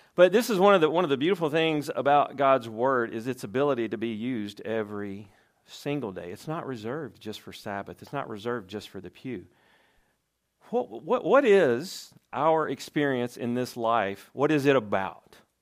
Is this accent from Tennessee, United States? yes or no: yes; Tennessee, United States; I'm from Tennessee